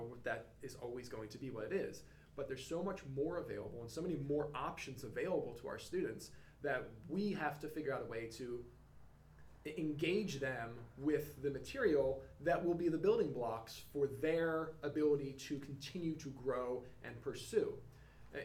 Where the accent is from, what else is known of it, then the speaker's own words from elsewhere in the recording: Philadelphia, Pennsylvania, United States; moved away as an adult; also born or lived in North Carolina; I'm born and raised in Philly